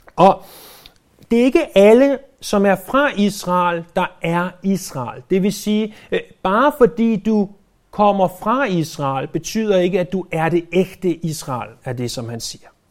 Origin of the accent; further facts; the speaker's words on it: Denmark; vi er født i Danmark